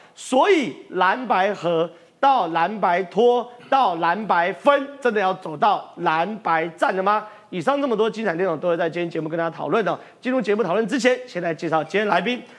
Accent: Tongluo, Miaoli County, Taiwan; 我是客家人，我是铜锣客家人没错

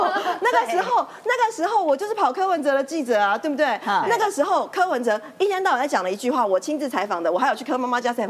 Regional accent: Taiwan; 这是我们台湾人民要的吗？

